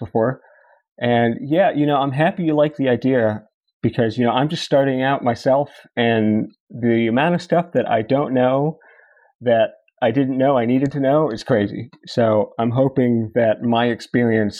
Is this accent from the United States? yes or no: yes; Fairfax County, Northern Virginia, United States; I am born and raised in Northern Virginia, Fairfax County, and I went to high school in Chantilly, Virginia